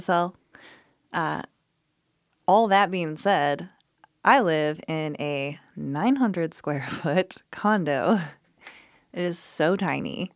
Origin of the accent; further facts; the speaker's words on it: Colorado, United States; moved away as an adult; now in Memphis, United States; I'm from Colorado